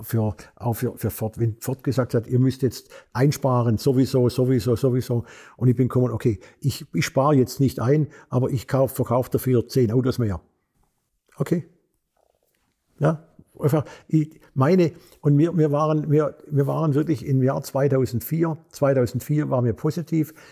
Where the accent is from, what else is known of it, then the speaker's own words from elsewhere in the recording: Swabia, Germany; moved away; also born or lived in Korea; als Schwabe